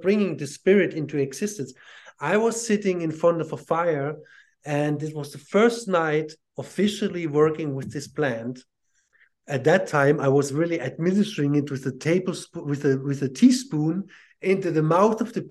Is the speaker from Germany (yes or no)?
yes; Southern Germany, Germany; also born or lived in Ireland; now in Switzerland; I was born and raised Catholic in southern Germany